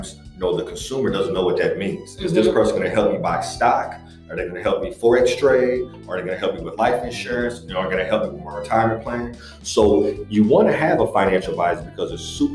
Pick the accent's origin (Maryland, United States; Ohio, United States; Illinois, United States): Ohio, United States; Akron; now in Columbus, United States; just a kid from Akron. So I'm originally from Akron, Ohio, here in Columbus, Ohio.